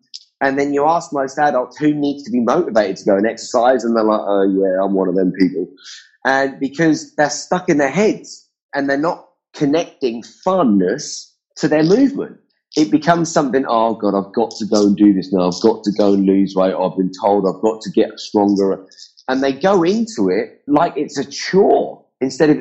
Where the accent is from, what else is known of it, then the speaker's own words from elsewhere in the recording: England, United Kingdom; I'm from England